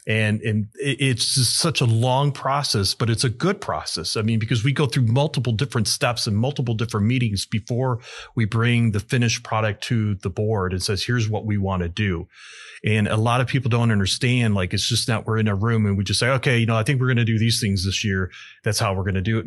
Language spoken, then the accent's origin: English; Aurora, Illinois, United States; I was born in Aurora, been here my entire life